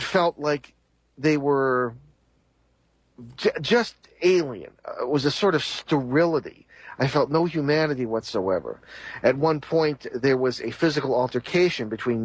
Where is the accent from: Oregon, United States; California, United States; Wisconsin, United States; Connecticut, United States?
Connecticut, United States; I was from Connecticut and was based there as a seminary student